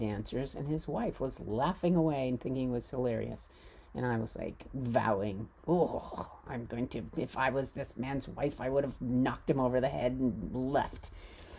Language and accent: English; United States; I'm American